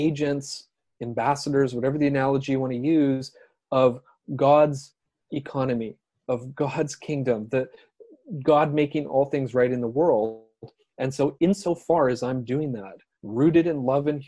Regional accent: Canada; I'm a Canadian, teach social studies

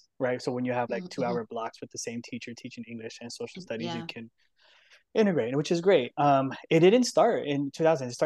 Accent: San Diego, California, United States; also born or lived in Oakland; now in San Diego, United States; I come from San Diego

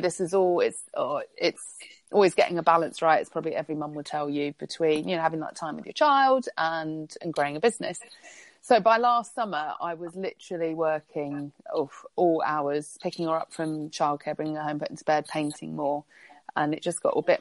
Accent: Spain; moved away; growing up in Spain

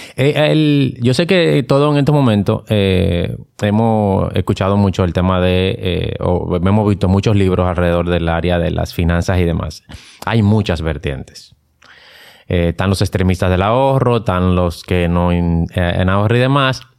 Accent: Dominican Republic; Nosotros como dominicanos estamos, no estamos acostumbrados a exigir nuestros ah. derechos

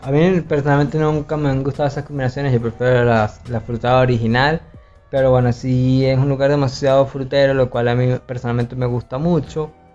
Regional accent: Valencia, Carabobo, Venezuela; moved away as an adult; now in Barranquilla, Colombia; yo que vengo de Valencia, que es como algo demasiado enorme en Venezuela

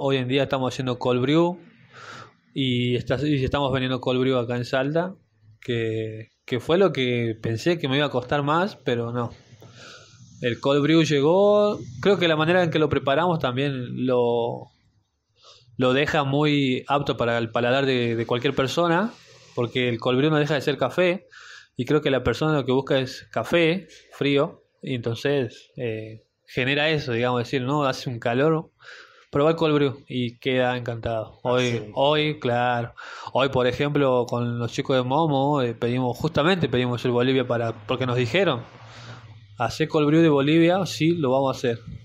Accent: Salta, Argentina; yo siendo salteño

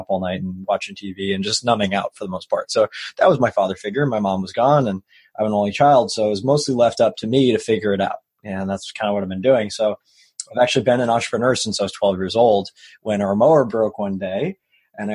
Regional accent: Long Island, New York, United States; So I grew up in New York. on Long Island

